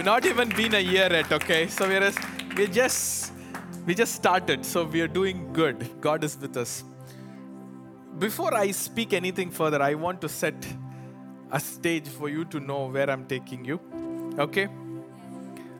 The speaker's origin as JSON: {"language": "English", "country": "India", "second_language": "English", "moved": "yes", "said": "I come from India."}